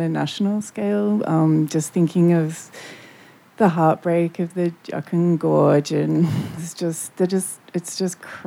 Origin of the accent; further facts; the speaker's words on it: Tasmania, Australia; also born or lived in Wurundjeri country, Victoria; now in Melbourne, Australia; I was born in Wurundjeri country, but I grew up in Lichuwita in Tasmania, in the north and the south.